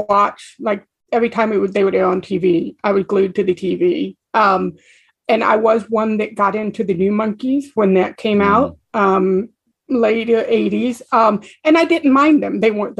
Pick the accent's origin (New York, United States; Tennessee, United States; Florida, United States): Florida, United States; Gainesville; I grew up in Gainesville, Florida. It's a college town.